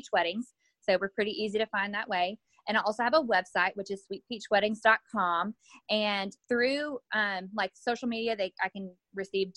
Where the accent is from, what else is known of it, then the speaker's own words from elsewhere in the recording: Douglasville, Georgia, United States; I'm from Douglasville, but I actually got married in Noonan.